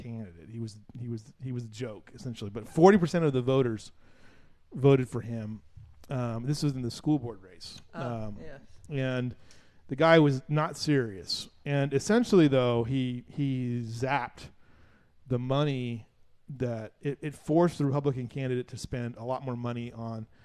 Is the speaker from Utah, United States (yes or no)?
no; Southern California, United States; now in Kerr County, Texas, United States; where I grew up in Southern California